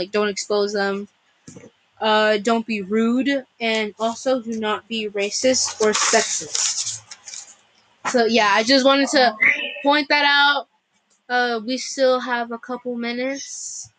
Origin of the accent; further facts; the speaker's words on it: Los Angeles, California, United States; I'm from Los Angeles, California.